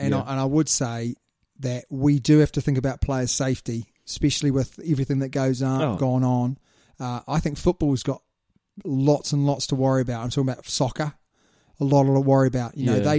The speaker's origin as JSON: {"language": "English", "country": "New Zealand", "said": "we're from New Zealand, mate"}